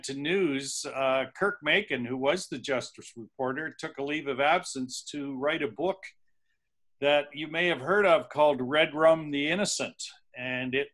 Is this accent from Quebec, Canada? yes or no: no; Niagara Peninsula, Ontario, Canada; I grew up in the Niagara Peninsula, actually.